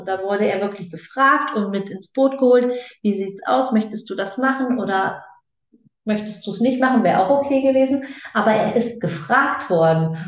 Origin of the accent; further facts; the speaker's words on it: Germany; now in Switzerland; gebürtig aus Deutschland, lebend momentan in der Schweiz.